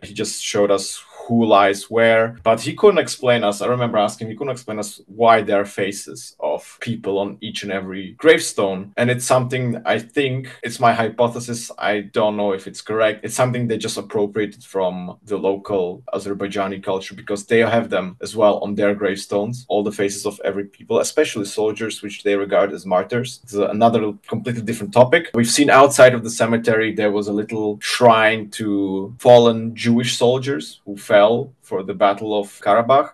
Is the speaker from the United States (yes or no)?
no; Prague, Czechia; moved away as an adult; now in Germany; I was born in Prague. I'm also considering myself to be a Czech Jew